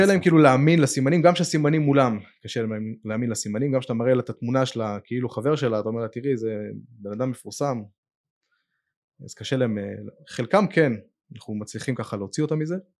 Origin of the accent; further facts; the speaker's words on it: Netanya, Central District, Israel; אני גדלתי בנתניה בתור ילד